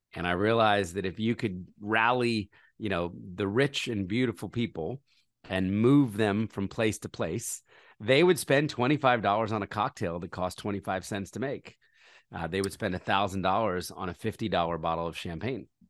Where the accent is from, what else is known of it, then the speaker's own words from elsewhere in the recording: Philadelphia, Pennsylvania, United States; moved away; also born or lived in New York City; I was born in Philadelphia, uh, into a conservative Christian family